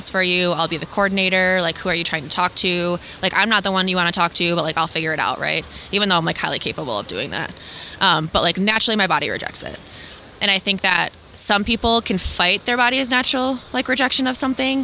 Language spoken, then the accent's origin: English; West Michigan, United States; I'm from West Michigan